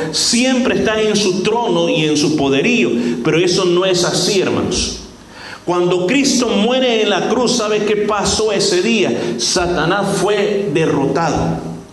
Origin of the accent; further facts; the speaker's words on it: El Salvador; en mi país a veces producen tazas bien especiales